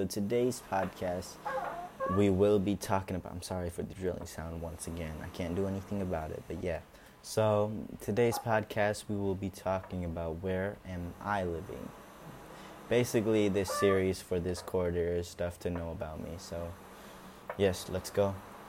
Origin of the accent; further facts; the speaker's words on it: Singapore; I lived here all my life, actually. But I was born in Singapore, like I said, and yeah.